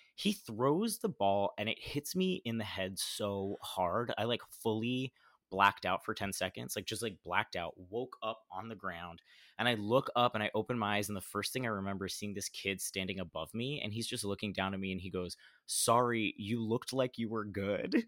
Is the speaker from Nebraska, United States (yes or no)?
no; Oviedo, Florida, United States; also born or lived in Orlando, Florida; I was born in Orlando in Central Florida, and I lived most of my life in a really small town, like, east of Orlando called Oviedo, Florida